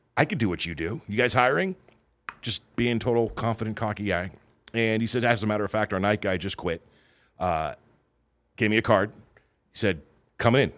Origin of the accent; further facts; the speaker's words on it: Southern California, United States; moved away as an adult; also born or lived in Oregon; I grew up in Southern California.